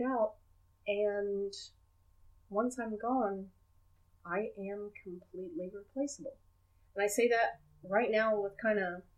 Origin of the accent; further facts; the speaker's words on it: Oklahoma, United States; I come from Oklahoma